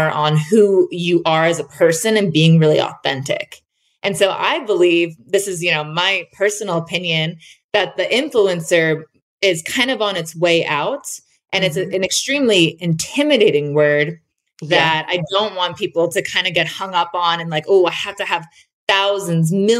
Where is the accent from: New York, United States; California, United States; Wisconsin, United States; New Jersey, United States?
New Jersey, United States; moved away as an adult; also born or lived in Florida; now in Utah, United States; I'm originally from New Jersey, and then I went to college in Florida, and then I moved to Utah about 8 years ago